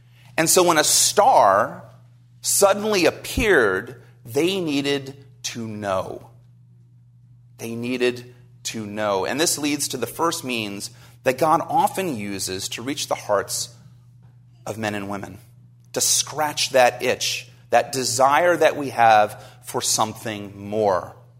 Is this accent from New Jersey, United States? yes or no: yes; New Jersey, United States; I grew up in New Jersey, so I'm a Jersey boy. You can't hear it in my accent anymore.